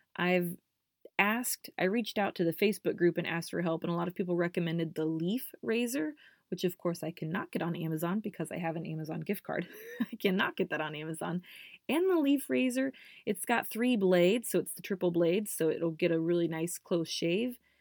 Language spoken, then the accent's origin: English; Indiana, United States; I grew up here in Indiana